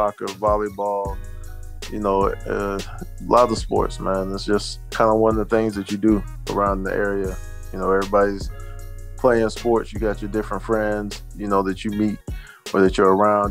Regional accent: Pine Hills, Florida, United States; I'm from Pine Hills, Florida

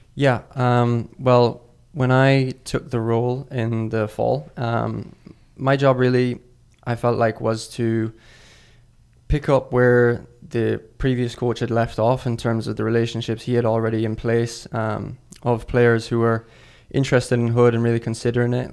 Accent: Ireland; moved away as an adult; also born or lived in Mississippi, United States / Colorado, United States; now in United States; I'm originally from Ireland. I moved over to America in twenty seventeen to start college as a freshman in Mississippi.

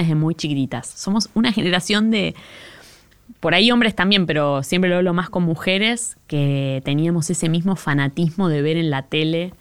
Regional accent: Monte Grande, Buenos Aires Province, Argentina; yo soy de Monte Grande, en los noventas Monte Grande empezó a ponerse más inseguro

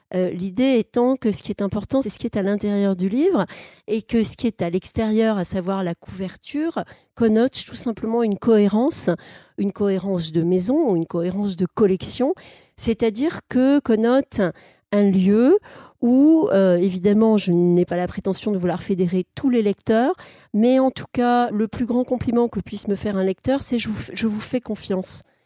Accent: Alsace, Grand Est, France; je suis né en Alsace

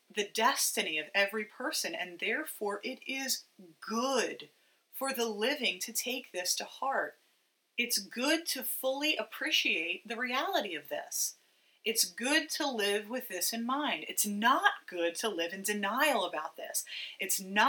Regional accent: United States; American Christians

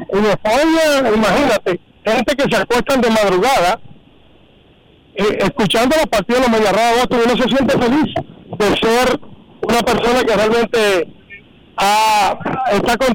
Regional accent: Dominican Republic; now in Boston, United States; como lo hacemos nosotros los dominicanos los 27 de febrero y los 16 de agosto aquí mismo en la plazoleta de la alcaldía de Boston.

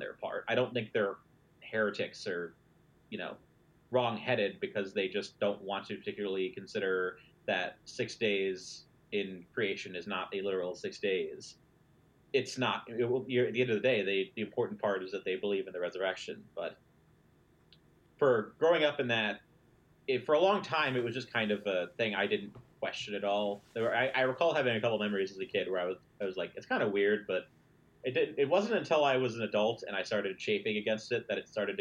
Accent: Midwest, United States; I grew up in the Midwest, where pretty much everyone I knew was religious

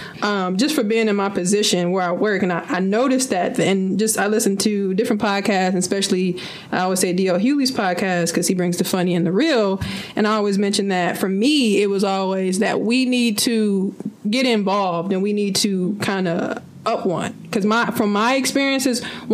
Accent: Milwaukee, Wisconsin, United States; I'm from Milwaukee

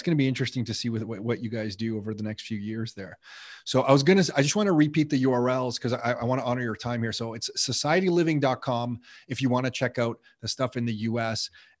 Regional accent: Mississauga, Ontario, Canada; when I grew up in Mississauga

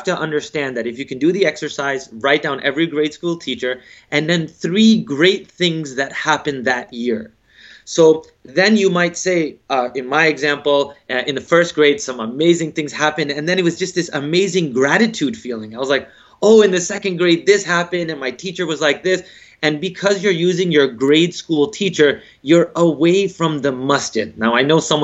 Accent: United States; I'm African American

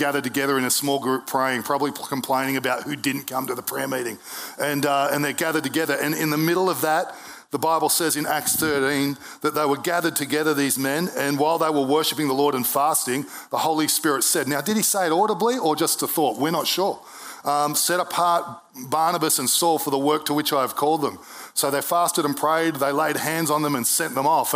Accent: Brisbane, Queensland, Australia; I was born in Brisbane Hospital in 1971

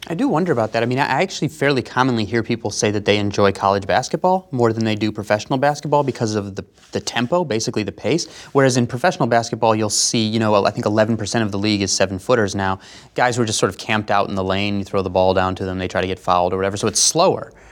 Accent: United States; being an American

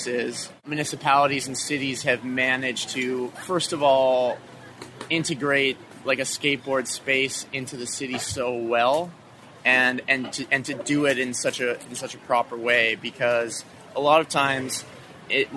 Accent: Halifax, Nova Scotia, Canada; I'm from Halifax, Nova Scotia, Canada.

